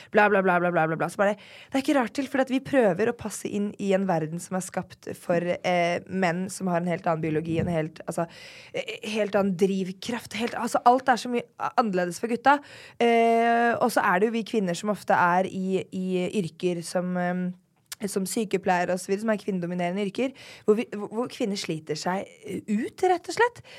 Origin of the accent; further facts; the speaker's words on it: Drammen, Buskerud, Norway; jeg er jo da født og oppvokst i Drammen.